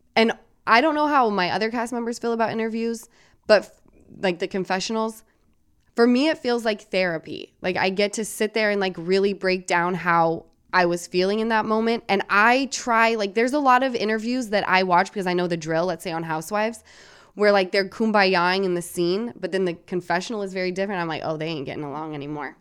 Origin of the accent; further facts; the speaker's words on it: Salt Lake City, Utah, United States; moved away as an adult; I'm from Salt Lake City, Utah.